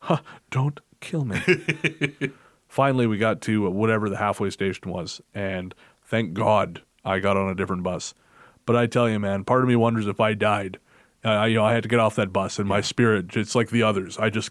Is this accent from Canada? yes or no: yes; Canada; I'm from Canada.